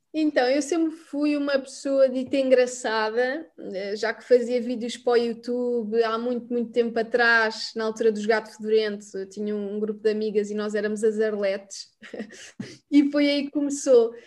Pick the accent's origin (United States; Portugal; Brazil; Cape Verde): Portugal; Mem Martins, Lisbon; vim de Mãe Martins